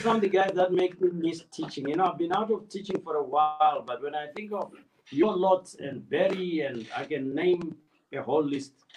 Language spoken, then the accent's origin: English; Plumtree, Matabeleland South, Zimbabwe; also born or lived in Gweru, Zimbabwe; I was born close to the Botswana border, Plumtree.